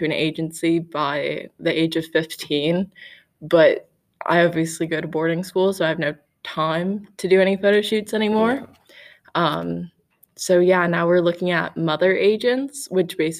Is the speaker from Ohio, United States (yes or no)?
no; Connecticut, United States; now in Toronto, Canada; I'm from Connecticut, but I live in Toronto